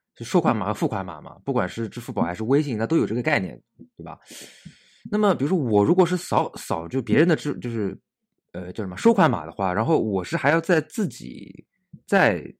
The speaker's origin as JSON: {"language": "Chinese", "country": "China", "said": "我们中国人"}